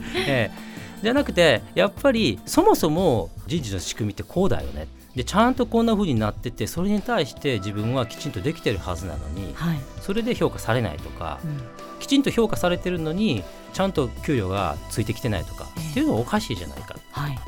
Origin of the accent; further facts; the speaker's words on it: Osaka, Japan; 大阪出身